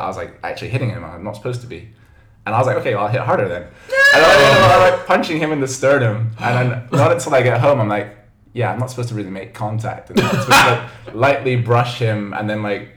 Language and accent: English; Hong Kong; moved away as an adult; now in Shanghai, China; my mom's from Hong Kong, and I grew up in Hong Kong